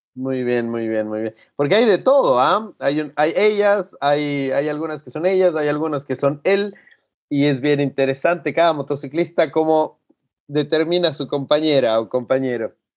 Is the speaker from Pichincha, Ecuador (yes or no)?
no; Cuenca, Azuay, Ecuador; now in La Serena, Chile; que vengo de Ecuador, que de una ciudad